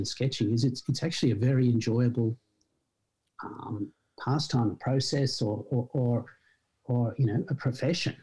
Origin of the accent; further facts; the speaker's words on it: Sydney, New South Wales, Australia; born and raised in Sydney. Absolutely. Went to school in Sydney and then went to university in Sydney. So yeah, complete Sydney-sider